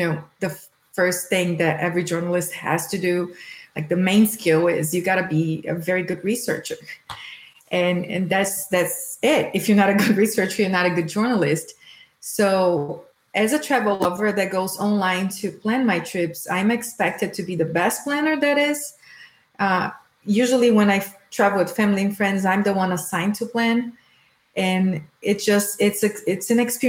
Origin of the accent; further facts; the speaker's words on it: Brazil; moved away as an adult; also born or lived in Kentucky / Boston; now in United States; I'm from Brazil and moved to the U.S. 15 years ago.